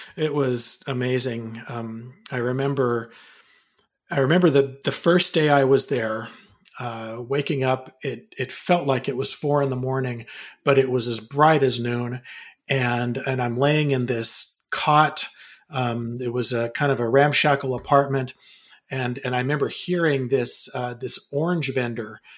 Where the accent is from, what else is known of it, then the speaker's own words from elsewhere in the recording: California, United States; moved away as an adult; also born or lived in Provo, Utah / Wyoming / Bay Area / Bakersfield; now in Vancouver, Washington, United States; we moved to California, lived most of my life, uh, or I should say, my uh, up until I was 18 in California